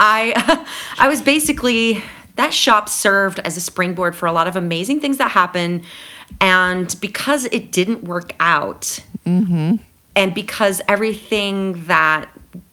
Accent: San Angelo, Texas, United States; moved away as an adult; also born or lived in Austin, Texas / Seattle, Washington; now in Ireland; I was born and raised in San Angelo, Texas.

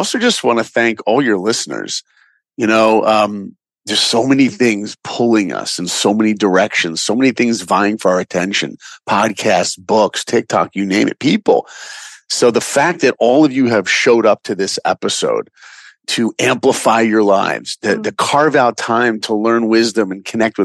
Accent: Long Island, New York, United States; now in Los Angeles, United States; I grew up in New York in Long Island.

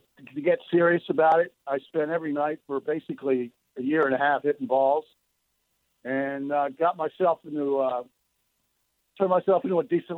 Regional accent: Baltimore, Maryland, United States; I grew up in Baltimore, Maryland

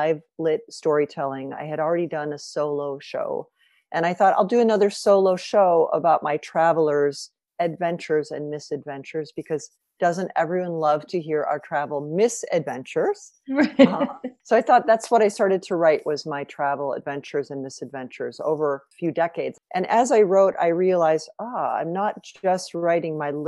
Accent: Evanston, Illinois, United States; moved away as an adult; also born or lived in Singapore / Lausanne; now in Chicago, United States; I come from Evanston, the first city north of Chicago, which is, we live in Chicago now primarily

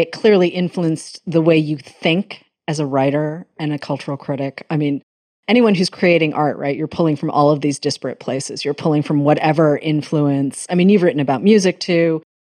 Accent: Massachusetts, United States; growing up in Massachusetts

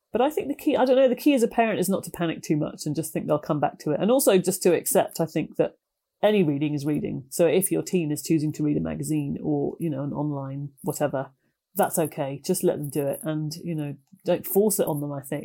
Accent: United Kingdom; also born or lived in Ireland; I was born there and we used to visit it all the time, although I was brought up mostly in Britain

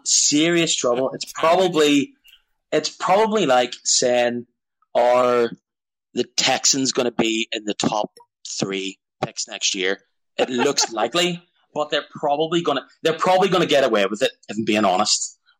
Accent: Belfast, Northern Ireland, United Kingdom; I am calling from Belfast, so I am both British and Irish.

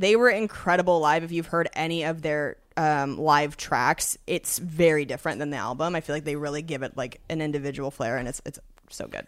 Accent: Washington, United States; moved away; I'm from Washington State originally.

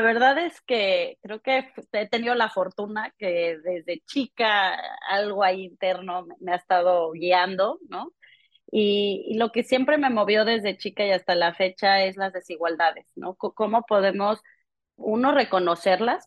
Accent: Mexico; moved away; also born or lived in London; yo creciendo en México

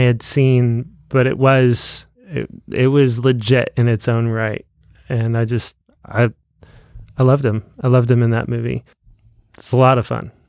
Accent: United States; I am a Christian before I'm an American.

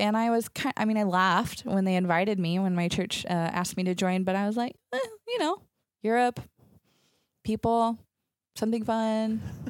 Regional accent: Athens, Texas, United States; moved away as an adult; now in Latvia; I grew up in East Texas in a tiny town called Athens. I'm one of six kids. So I grew up in a big family, just a lot of fun and craziness.

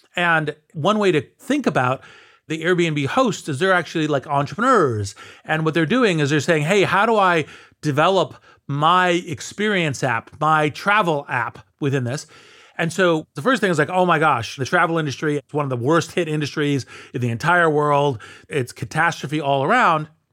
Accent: United States

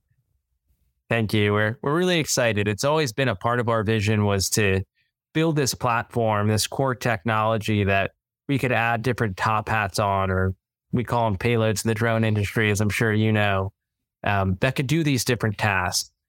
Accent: Northern Virginia, United States; moved away as an adult; also born or lived in Davidson, North Carolina; now in Charlotte, United States; I grew up in Northern Virginia, not too far outside of D C

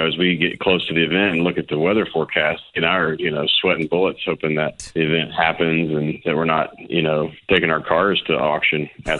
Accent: Memphis, Tennessee, United States; my hometown of Memphis

